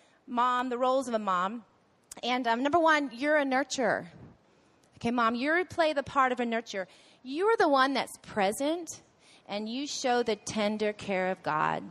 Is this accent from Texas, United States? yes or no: yes; Waco, Texas, United States; we're from Waco, so sometimes we joke that we're the redneck golfers